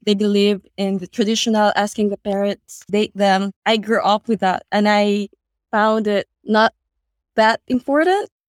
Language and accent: English; Philippines; now in Australia; in the Philippines